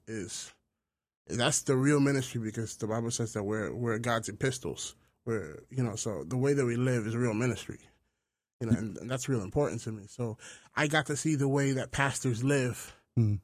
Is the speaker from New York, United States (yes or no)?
yes; New York City, New York, United States; moved away as an adult; also born or lived in Brooklyn / Bronx / Queens; now in Jersey City, United States; I was born in Harlem, lived in Brooklyn, Bronx, Queens. I've lived in almost every single borough. Now I'm in Jersey City